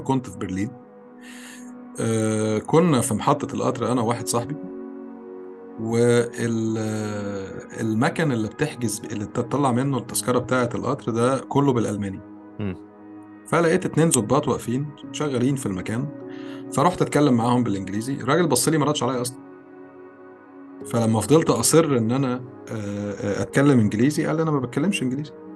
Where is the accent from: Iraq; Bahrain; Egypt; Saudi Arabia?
Egypt; moved away; انت مصري وانا مصري وعايشين في مصر